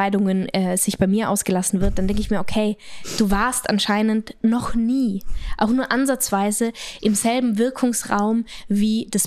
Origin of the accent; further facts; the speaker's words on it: Austria; Nein, aber ich bin in den Bergen aufgewachsen, auf einer kleinen